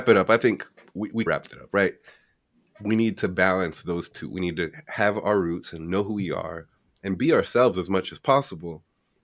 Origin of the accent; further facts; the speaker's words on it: Washington, East Coast, United States; growing up on the East Coast, most of the immigrants that are Hispanic came a little bit later. We came here, at least in the DC area.